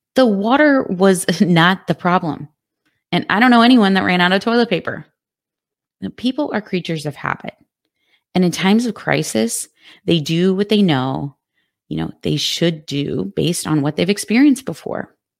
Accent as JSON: {"language": "English", "region": "Texas", "country": "United States", "said": "my home state of Texas"}